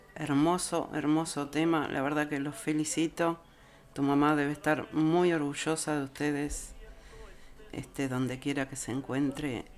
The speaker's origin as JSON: {"language": "Spanish", "country": "Uruguay", "moved": "yes", "lives_now": "Sydney, Australia", "said": "somos los uruguayos, los de allá y los de acá"}